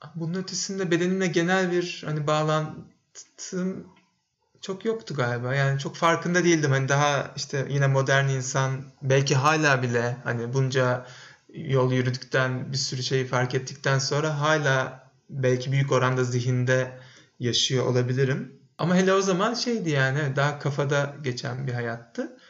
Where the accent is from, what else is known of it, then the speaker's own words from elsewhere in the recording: Bursa, Turkey; moved away as an adult; Bursa'da doğdum ben. Lise bitene kadar da orada yaşadım, orada okudum.